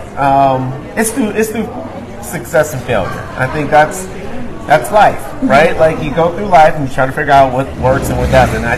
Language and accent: English; Detroit, Michigan, United States; Family and just growing up in Detroit and growing up around people that laugh at just about everything